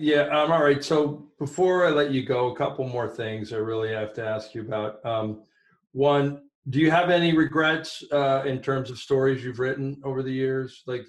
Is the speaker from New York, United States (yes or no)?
no; Bay Area, California, United States; I grew up in the Bay Area and, you know, San Jose State, you know, was where, right where we lived.